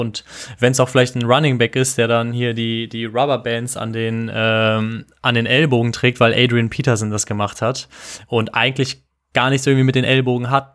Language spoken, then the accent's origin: German; Düsseldorf, North Rhine-Westphalia, Germany; moved away; zurück in meine Heimatstadt